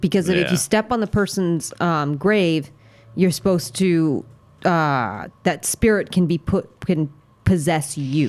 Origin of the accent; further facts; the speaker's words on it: United States; I'm American.